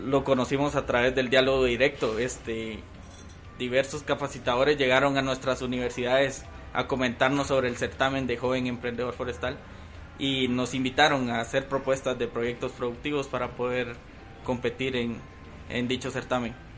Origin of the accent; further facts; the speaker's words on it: Guatemala; mi país